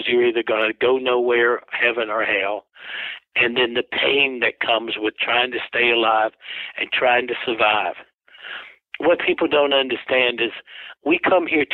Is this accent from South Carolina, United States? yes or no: yes; South Carolina, United States; I'm from South Carolina